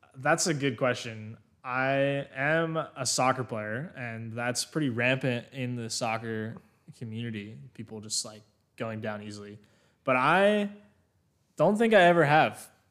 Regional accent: Pennsylvania, United States; moved away as an adult; also born or lived in Massachusetts; now in South Carolina, United States; I am from Pennsylvania originally.

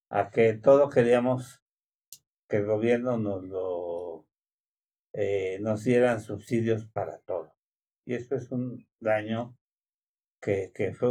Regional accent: Mexico; como mexicanos

